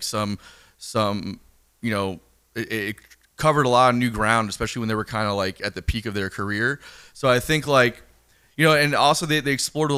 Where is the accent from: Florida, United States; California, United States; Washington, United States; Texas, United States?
Florida, United States; South; moved away as an adult; now in Los Angeles, United States; I grew up in South Florida, yes, but like it's not like I grew up in like fucking downtown Miami where there was shit going on. I grew up in the suburbs